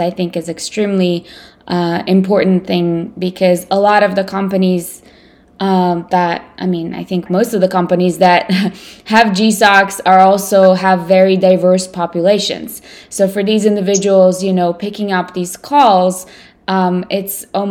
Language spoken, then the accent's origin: English; Ukraine; first language Russian; English is a second language; now in United States; And I was born in the Ukraine, but I'm a native Russian speaker.